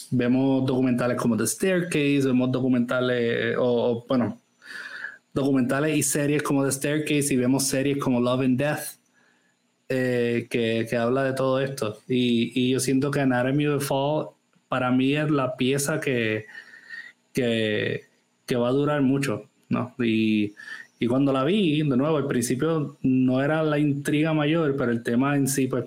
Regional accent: Germany; now in France; no vamos a hablar francés porque vivimos en Francia y no, hablamos alemán porque yo soy alemana, solo hablamos inglés como un middle ground.

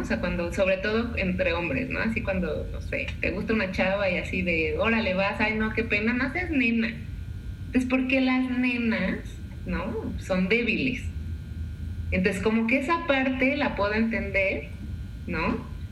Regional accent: Mexico; tú y yo como mexicanos

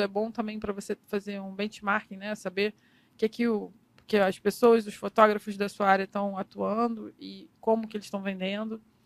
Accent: Miguel Pereira, Rio de Janeiro, Brazil; also born or lived in Nova Iguaçu; Mas eu não cresci lá. Eu cresci em Miguel Pereira

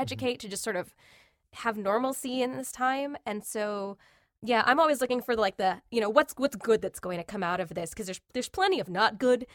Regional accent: Long Island, New York, United States; I grew up, uh, in a little town on Long Island

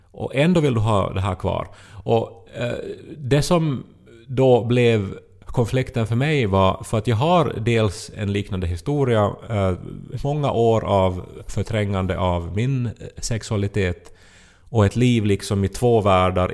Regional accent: Esse, Ostrobothnia, Finland; Esse kyrka är ju en symbol för Esse och liksom helt klart förstås det vackraste som vi har i, i det här min hemby

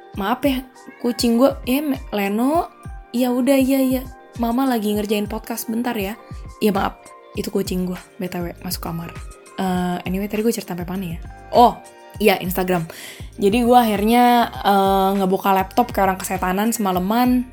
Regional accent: Jakarta, Indonesia; moved away as an adult; also born or lived in Australia / Madrid, Spain; now in Seville, Spain; gue dari Jakarta, terus gue tinggal ke Australia untuk belajar dan juga kerja

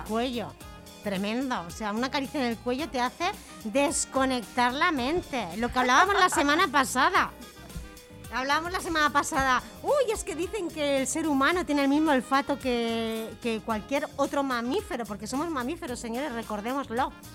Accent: Santa Coloma de Gramenet, Catalonia, Spain; yo soy de Can Mariné, de la calle Camprodón

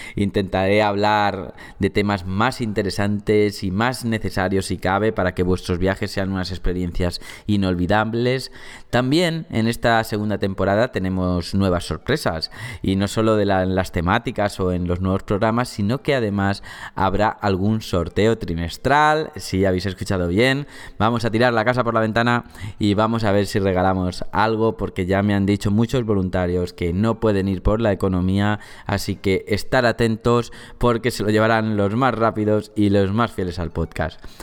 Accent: Valencia, Valencian Community, Spain; sobre mi ciudad natal, ¿no? Sobre Valencia

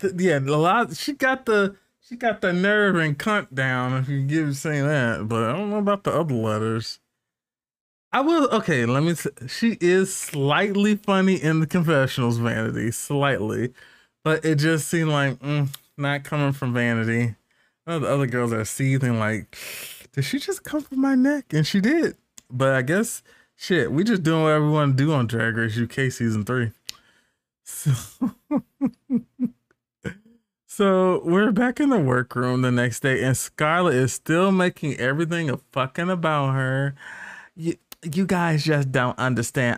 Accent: United States; I'm American, I say tan

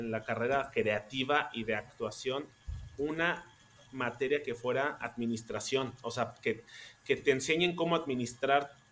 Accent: Mexico; now in Germany; De cómo somos los mexicanos acá en Alemania. Em, me fui al Mundial a Brasil, después regresé a México, eh, hice esta última novela y ya me, vine para Alemania.

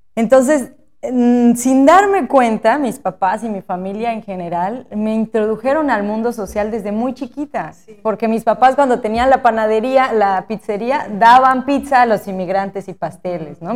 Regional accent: Asunción Ixtaltepec, Oaxaca, Mexico; also born or lived in Querétaro; quería regresar a Ixaltepec. Yo sabía que, iba a regresar, porque bueno, crecimos aquí

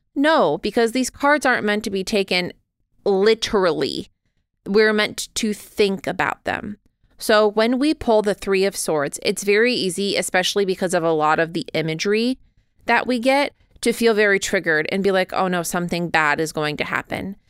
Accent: United States; I, however, am an American

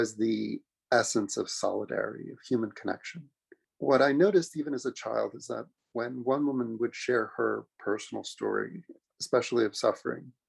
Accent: New York City, New York, United States; I'm a kid from Queens, New York. Was really lucky to grow up there

